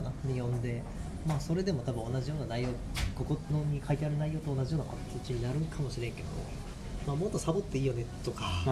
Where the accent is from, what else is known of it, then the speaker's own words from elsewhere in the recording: Kagawa, Japan; now in Chiba, Japan; この間までその地元の香川に嫁さんと子供と帰る方向で考えとったりしたけど